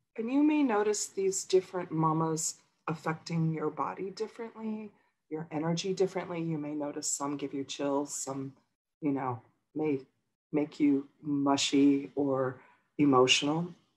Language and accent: English; Midwest near Chicago, Illinois, United States; now in Los Angeles, United States; I grew up in Midwest near Chicago.